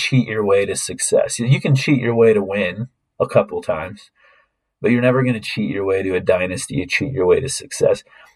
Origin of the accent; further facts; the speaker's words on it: Wyoming, United States; the Wyoming Cowboys because that's my home state